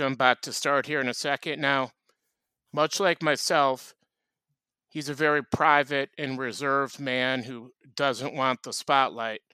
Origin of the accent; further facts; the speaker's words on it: Cedar Rapids, Iowa, United States; grew up around cedar rapids iowa